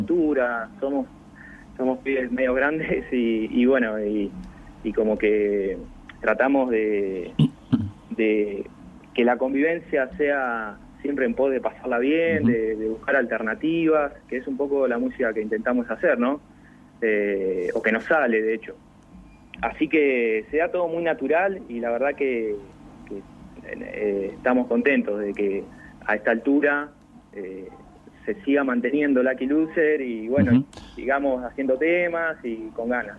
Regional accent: Castelli, Buenos Aires, Argentina; now in La Plata, Argentina; somos todos de Castelli, hay, el bajista Cristian y yo vivimos en La Plata

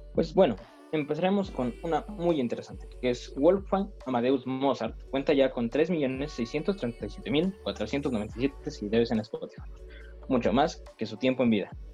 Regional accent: Mexico; Como todo mexicano

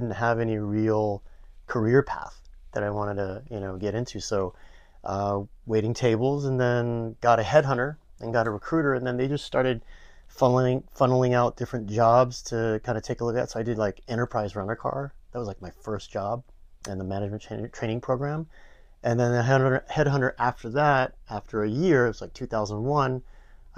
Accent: Los Angeles, California, United States; also born or lived in Boston; I grew up here in the San Fernando Valley over in Canoga Park, which is not too far away

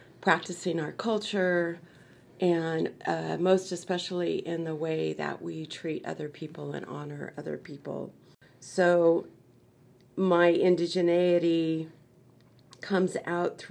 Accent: Choctaw Nation of Oklahoma, United States; now in California, United States; I'm from the Choctaw Nation of Oklahoma, living here in California

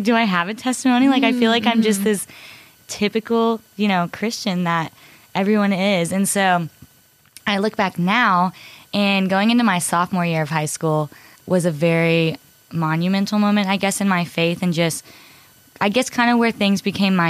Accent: Cypress, Texas, United States; I'm from Cypress, Texas

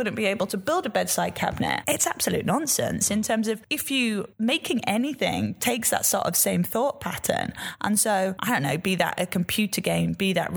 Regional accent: Yorkshire and the Humber, United Kingdom; I'm a Yorkshire girl.

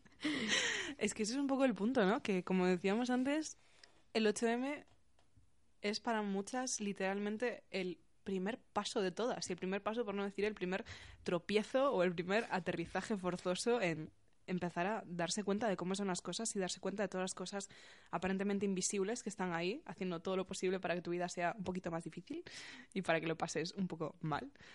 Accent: Galicia, Spain; now in Getafe, Spain; la gente de mi instituto, de mi pueblo de Galicia minúsculo

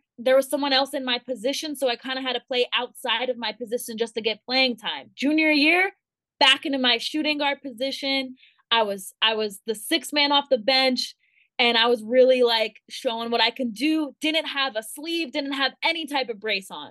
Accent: Thousand Oaks, California, United States; my hometown in Thousand Oaks

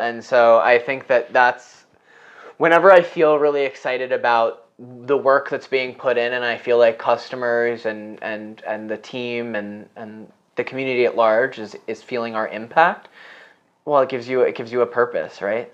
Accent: New York City, New York, United States; I grew up on the Upper West Side

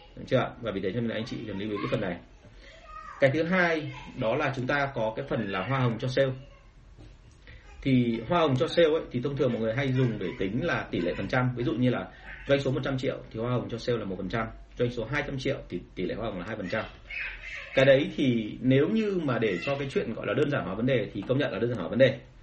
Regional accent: Vietnam

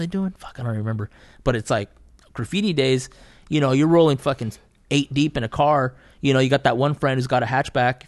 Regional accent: Fresno, California, United States; I grew up in Southeast Fresno

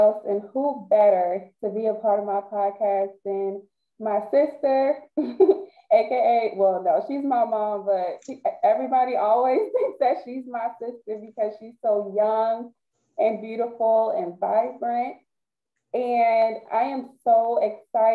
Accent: Baltimore, Maryland, United States; we're all from Baltimore

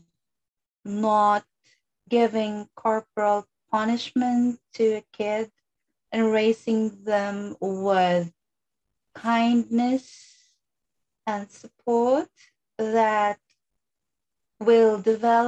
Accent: Philippines; even though I grew up in the Philippines

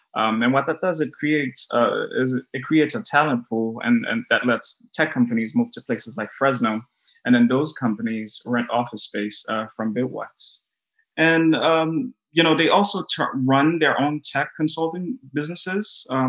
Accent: Haiti; also born or lived in Brooklyn, United States; Oh my gosh, that's a question I always pause to answer because I'm like, should I say Haiti or Brooklyn?

